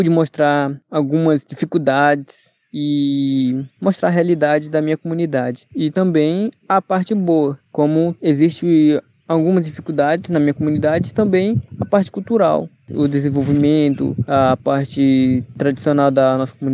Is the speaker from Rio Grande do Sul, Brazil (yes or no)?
no; Juma people, Amazonas, Brazil; sou do povo Juma